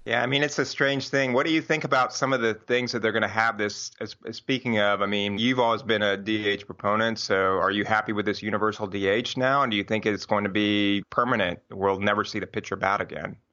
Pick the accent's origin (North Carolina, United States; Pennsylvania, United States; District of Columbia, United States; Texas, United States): Texas, United States; Houston; we grew up in Houston